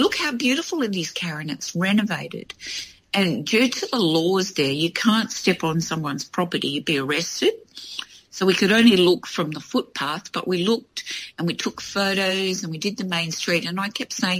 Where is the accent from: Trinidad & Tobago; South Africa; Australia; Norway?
Australia; I was from Australia